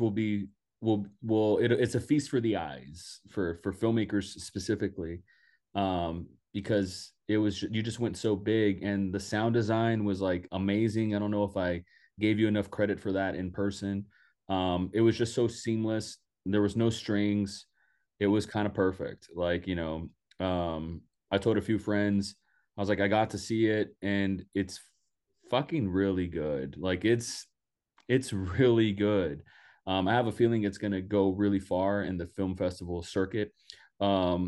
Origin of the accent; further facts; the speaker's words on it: Donna, Texas, United States; I'm from Donna, Texas. I'm from the Rio Grande Valley